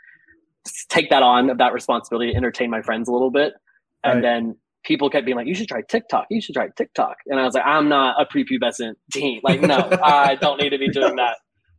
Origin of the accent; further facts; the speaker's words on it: South Georgia, United States; also born or lived in New York; now in Atlanta, United States; I grew up in South Georgia, so I'm used to the humidity